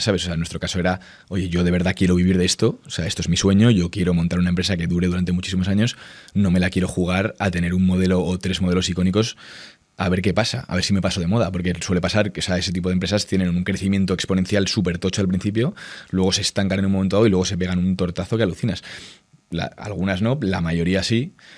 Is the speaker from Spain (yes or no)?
yes; Spain; en España al final somos los hijos de Inditex